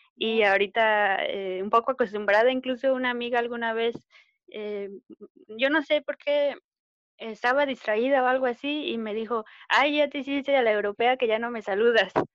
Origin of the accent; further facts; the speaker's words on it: State of Mexico, Mexico; moved away as an adult; now in Manchester, United Kingdom; yo soy del Estado de México, de la zona metropolitana